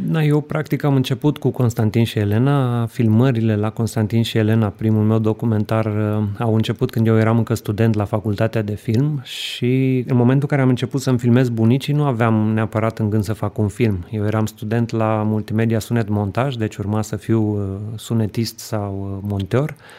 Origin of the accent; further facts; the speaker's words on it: Romania; noi ca români